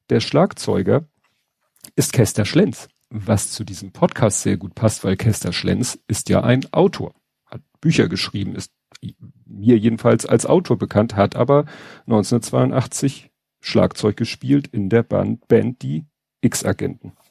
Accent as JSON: {"language": "German", "region": "Hamburg", "country": "Germany", "said": "das ist natürlich für einen Hamburger wie mich alles so, klar kennt man den Stadtteil Wandsbek, man kennt äh, Wellingsbüttel"}